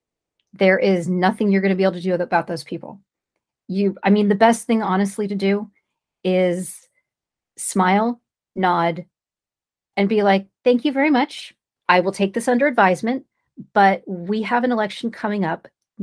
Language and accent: English; California, United States; I'm from California